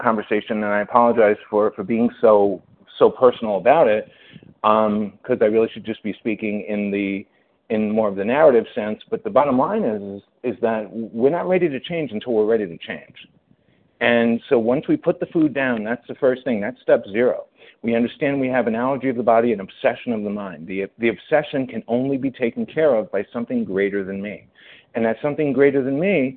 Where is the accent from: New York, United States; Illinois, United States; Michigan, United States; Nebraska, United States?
New York, United States; I'm a New Yorker